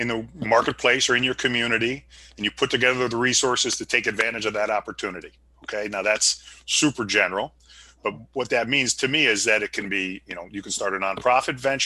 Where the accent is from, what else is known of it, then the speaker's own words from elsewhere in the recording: Reading, Pennsylvania, United States; now in Arlington, United States; I grew up in Reading, Pennsylvania, which is in southeastern Pennsylvania